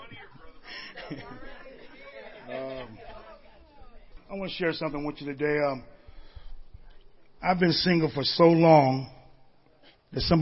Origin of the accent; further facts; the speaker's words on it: Marin City, California, United States; a young boy growing up in Marin City.